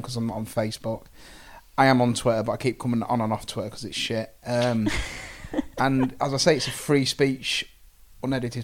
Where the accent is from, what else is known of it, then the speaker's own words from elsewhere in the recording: Grimsby, Yorkshire and the Humber, United Kingdom; we're from Grimsby